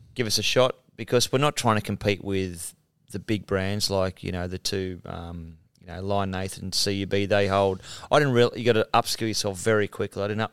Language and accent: English; Mount Warrigal, New South Wales, Australia; I'm a guy from Mount Warrigal